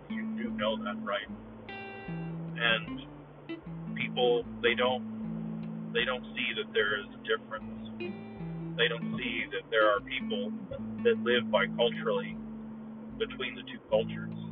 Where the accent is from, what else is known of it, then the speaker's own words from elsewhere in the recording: United States; I honestly have this conflicted feeling of being an American and being a Mexican heritage